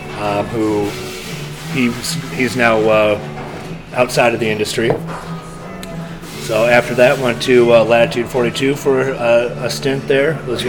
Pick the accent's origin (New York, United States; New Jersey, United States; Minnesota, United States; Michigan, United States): Michigan, United States; Traverse City; I'm from Traverse City, Michigan. Grew up there.